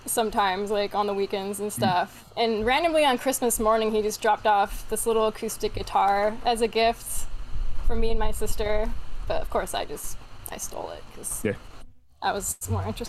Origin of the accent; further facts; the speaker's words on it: Bay Area, California, United States; now in Hawaii, United States; I was raised in California